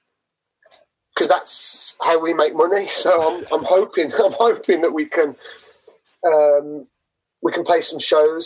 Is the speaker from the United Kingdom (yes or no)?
yes; Manchester, North West England, United Kingdom; from Manchester